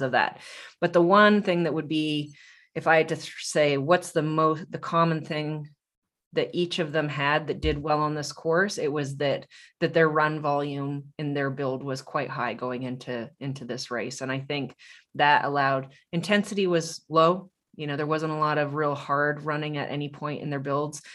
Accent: Tucson, Arizona, United States; I'm from Tucson

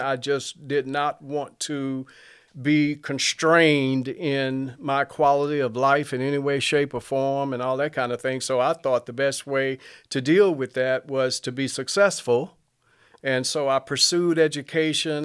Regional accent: Mobile, Alabama, United States; I grew up in Mobile

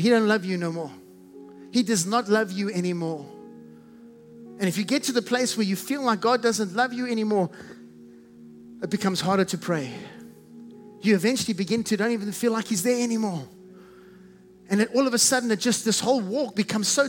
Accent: South Africa; accent: South African; I have a South African accent. I can't get rid of it.

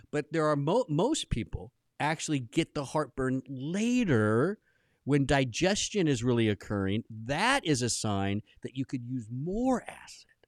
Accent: Southern California, United States; I grew up in Southern California

